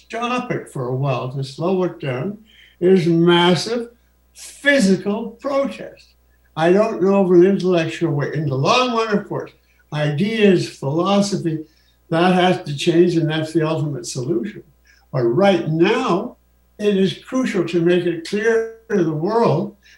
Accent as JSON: {"language": "English", "country": "Canada", "said": "I'm Canadian"}